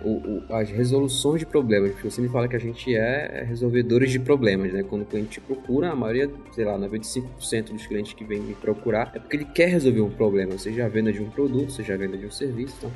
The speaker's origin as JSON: {"language": "Portuguese", "town": "Marituba", "region": "Pará", "country": "Brazil", "also_born_or_lived": "Belém", "moved": "as an adult", "lives_now": "São Paulo, Brazil", "said": "na verdade eu sou de duas cidades depois, que é Marituba"}